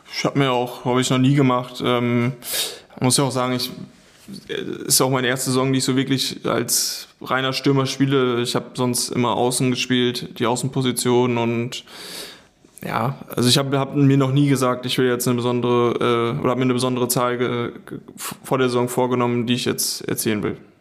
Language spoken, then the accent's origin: German; the area around Schalke, North Rhine-Westphalia, Germany; ich komme ja aus der Ecke